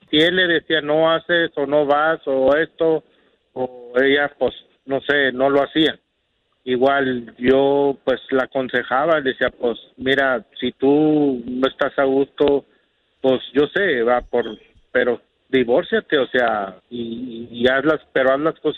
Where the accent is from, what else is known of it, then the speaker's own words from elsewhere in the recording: Laredo, Texas, United States; No, yo soy, yo soy de Laredo, Texas.